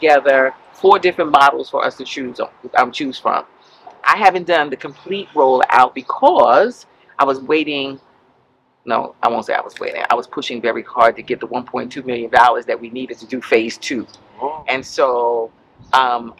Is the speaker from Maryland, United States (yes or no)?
no; New York City, New York, United States; We are from Bedford-Stuyvesant